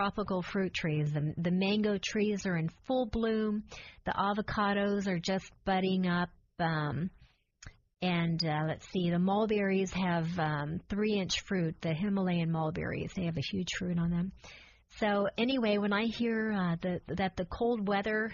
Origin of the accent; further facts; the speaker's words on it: St. Petersburg, Florida, United States; I'm a native. I was born in St. Petersburg.